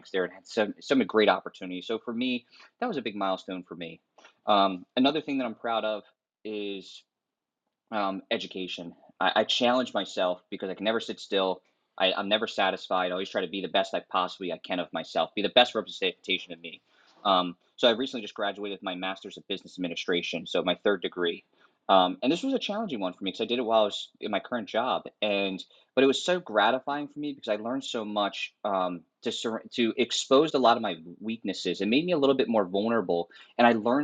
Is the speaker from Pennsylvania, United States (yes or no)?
yes; Philadelphia, Pennsylvania, United States; moved away as an adult; also born or lived in Minnesota; being from the Northeast, I'm Philadelphia